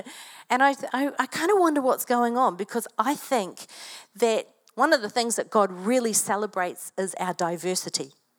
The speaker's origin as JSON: {"language": "English", "town": "Invercargill", "region": "Southland", "country": "New Zealand", "tie": "born there", "said": "but when I was growing up, I was born in Invercargill. Who knows where Invercargill is?"}